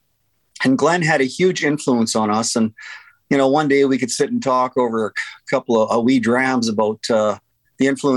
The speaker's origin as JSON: {"language": "English", "town": "Banff", "region": "Alberta", "country": "Canada", "tie": "born or raised there", "said": "I grew up in Banff"}